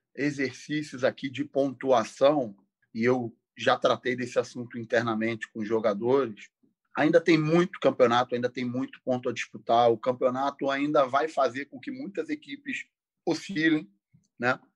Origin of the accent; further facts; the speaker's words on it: Rio de Janeiro, Brazil; eu sou um, uma pessoa do subúrbio do Rio de Janeiro, moro lá até hoje, sou de Del Castilho, um bairro do subúrbio próximo ali do, do estádio Newton Santos.